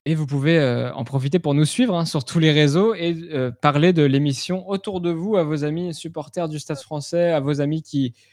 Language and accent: French; Paris, Île-de-France, France; En tant que Parisien, cette, euh, cette